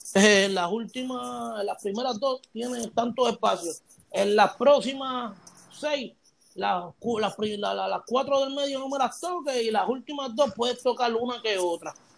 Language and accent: Spanish; Puerto Rico; yo soy de Puerto Rico y yo vengo de Puerto Rico